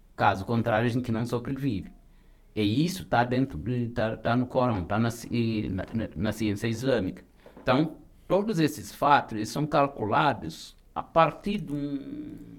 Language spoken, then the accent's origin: Portuguese; Senegal; now in Brazil; sou senegalês